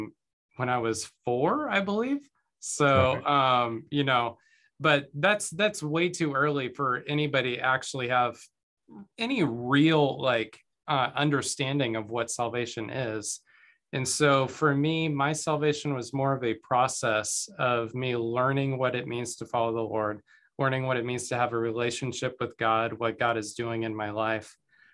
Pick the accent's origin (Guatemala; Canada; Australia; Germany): Guatemala; born there; I was born in Guatemala. Both of my parents were missionaries to Central America.